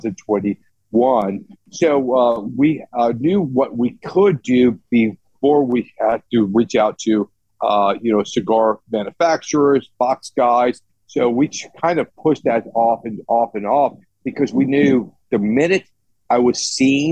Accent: Tampa, Florida, United States; West Tampa is where I'm from

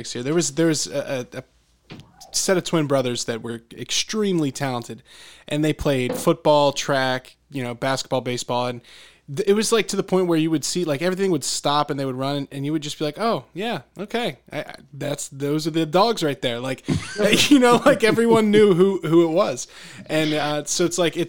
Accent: Bucks County, Pennsylvania, United States; I grew up in Bucks County here in Pennsylvania

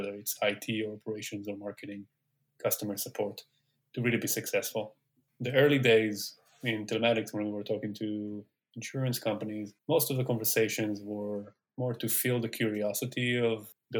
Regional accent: Tel Aviv, Tel Aviv District, Israel; moved away as an adult; also born or lived in Syracuse, New York, United States; now in Silicon Valley, United States; So I grew up in Tel Aviv

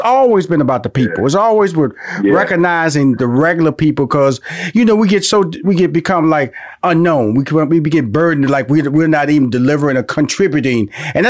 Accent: Houston, Texas, United States; The reason I know, I'm from Houston, Texas. So I passed through Corsicana many times to get up to Dallas.

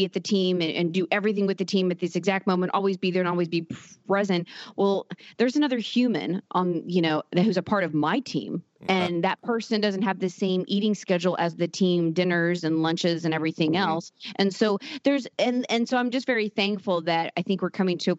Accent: Norman, Oklahoma, United States; Norman, Oklahoma

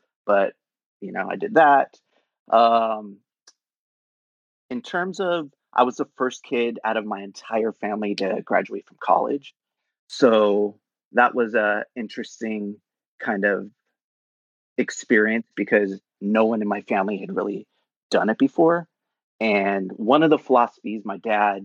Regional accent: San Jose, California, United States; now in Santa Monica, United States; I was born in San Jose, California

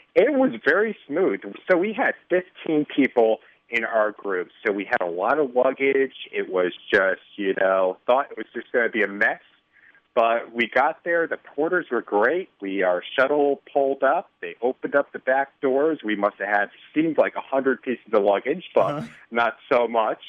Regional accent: Connecticut, United States; now in Chicago, United States; originally from Connecticut

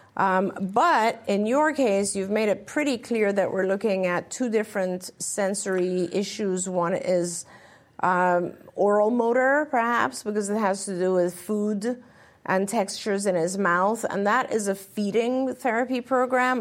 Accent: England, United Kingdom; moved away; When I grew up, I grew up in England.

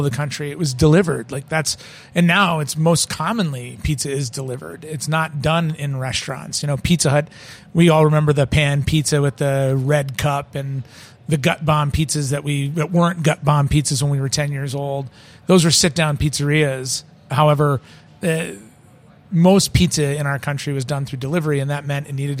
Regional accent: Detroit, Michigan, United States; also born or lived in St. Paul, Minnesota / Boston, Massachusetts; now in Minneapolis, United States; It was a family tradition growing up in Detroit

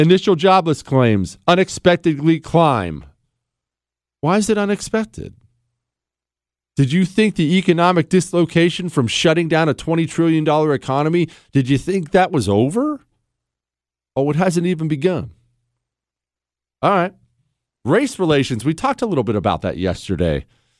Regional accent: Ohio, United States; also born or lived in Montana; As you know, I'm from Ohio and Montana. So I lived most of my life in the country, but I've lived in plenty of big cities and been in plenty of big cities.

